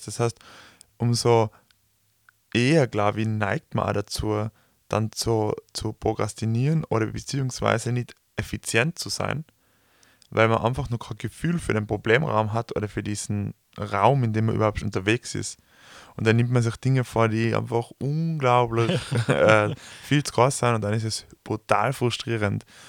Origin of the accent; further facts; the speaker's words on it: Tyrol, Austria; wir kommen aus Tirol, wir sind umgeben von Bergen